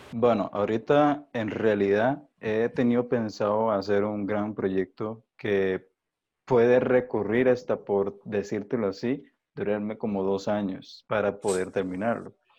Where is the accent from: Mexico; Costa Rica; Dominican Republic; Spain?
Costa Rica; como ser tico, realmente eh, afrocaribeño